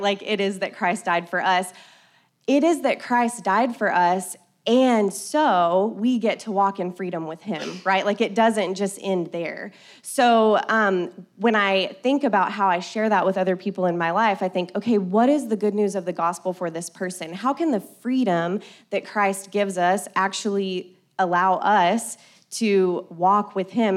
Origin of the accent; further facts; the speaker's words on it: Colorado City, Texas, United States; I grew up in Colorado City, not far from here